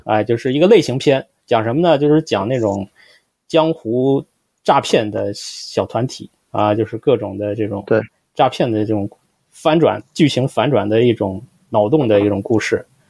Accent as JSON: {"language": "Chinese", "town": "Shijiazhuang", "region": "Hebei", "country": "China", "said": "我们都是来自二三线城市"}